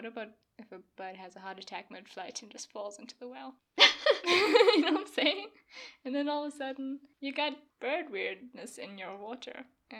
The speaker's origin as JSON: {"language": "English", "country": "South Africa", "said": "my South Africanness"}